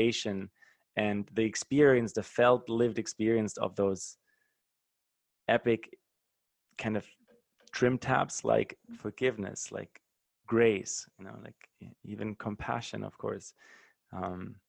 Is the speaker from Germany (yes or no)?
yes; Germany; moved away; my home country in Germany